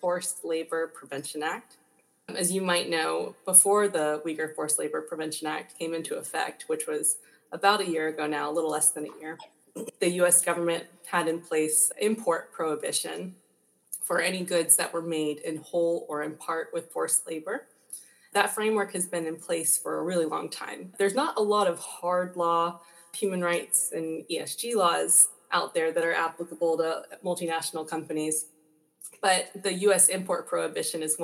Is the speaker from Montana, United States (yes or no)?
no; Georgia, United States; moved away as an adult; also born or lived in China / New York / Hong Kong; I'm from Georgia originally. I went to University of Georgia for undergrad